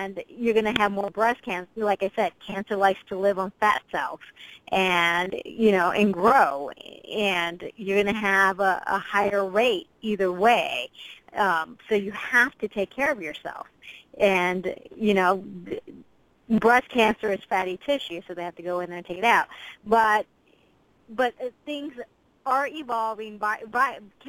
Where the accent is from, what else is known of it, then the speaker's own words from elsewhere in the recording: United States; as an American